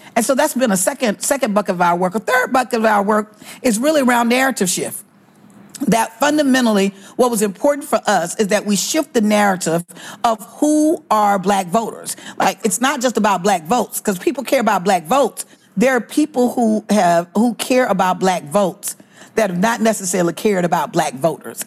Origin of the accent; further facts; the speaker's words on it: Alabama, United States; I grew up in Alabama